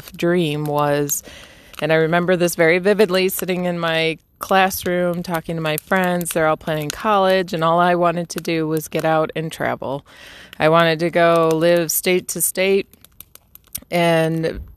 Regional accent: Michigan, United States; I'm from Michigan, born and raised, still live there today

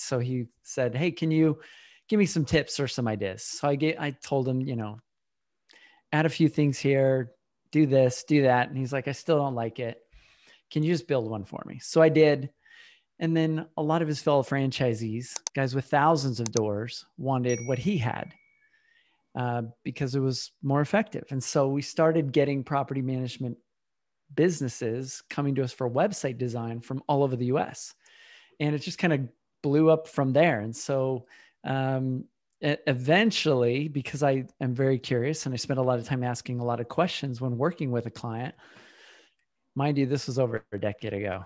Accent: Utah, United States; now in Austin, United States; I was born in Utah a long time ago

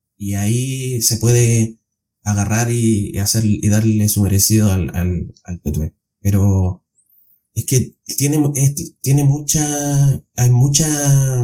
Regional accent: Chile

